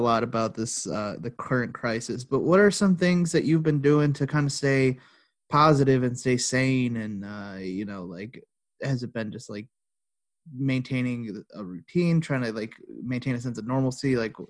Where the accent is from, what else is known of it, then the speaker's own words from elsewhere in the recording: Dearborn, Michigan, United States; I was born somewhere in Dearborn.